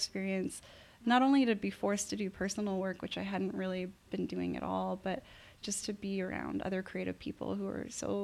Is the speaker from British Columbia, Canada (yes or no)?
yes; North Vancouver, British Columbia, Canada; also born or lived in Montreal; I grew up on the North Shore